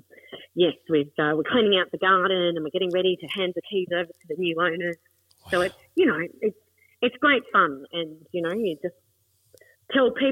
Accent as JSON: {"language": "English", "town": "Adelaide", "region": "South Australia", "country": "Australia", "said": "I'm from Adelaide"}